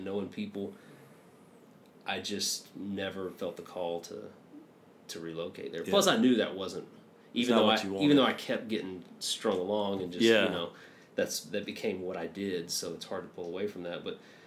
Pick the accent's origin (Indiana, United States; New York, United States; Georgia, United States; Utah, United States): Georgia, United States; Manchester; also born or lived in Blue Ridge, Georgia / Milledgeville, Georgia; I grew up in a small little town down kind of like central west Georgia